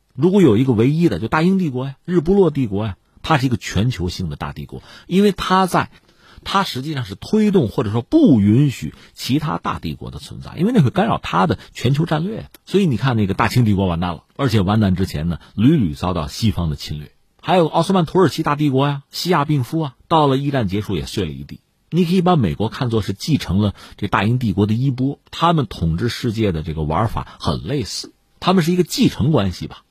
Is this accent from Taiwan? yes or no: no; China; 我们中国人